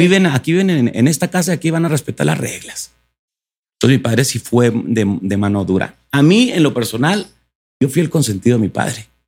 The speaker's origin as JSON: {"language": "Spanish", "town": "Delicias", "region": "Chihuahua", "country": "Mexico", "tie": "born or raised there", "said": "yo en mi tierra natal, Chihuahua"}